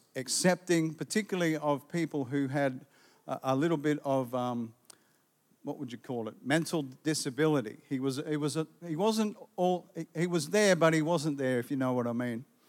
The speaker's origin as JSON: {"language": "English", "town": "Gympie", "region": "Queensland", "country": "Australia", "tie": "born or raised there", "said": "Growing up in Gympie"}